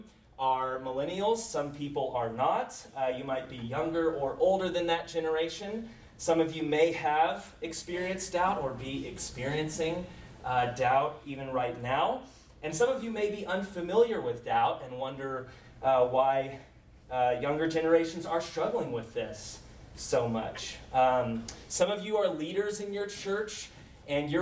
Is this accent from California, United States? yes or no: no; Round Rock, Texas, United States; also born or lived in Oxford, England; I grew up in Round Rock, which is a suburb of Austin